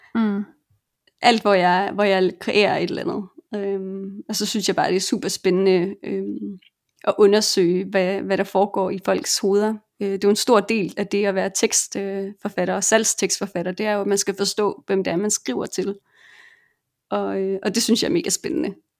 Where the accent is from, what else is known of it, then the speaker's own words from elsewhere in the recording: Denmark; moved away as an adult; also born or lived in Colombia / Argentina; now in Barcelona, Spain; hjemme i Danmark